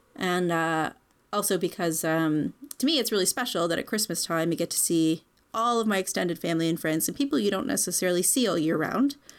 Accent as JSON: {"language": "English", "country": "Canada", "said": "I'm Canadian, sort of, as far back as we're really aware"}